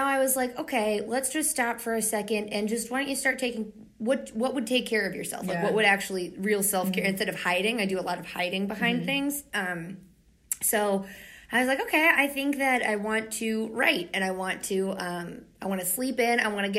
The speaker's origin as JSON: {"language": "English", "region": "Pennsylvania", "country": "United States", "said": "oh, we're from Pennsylvania, all the way from Pennsylvania."}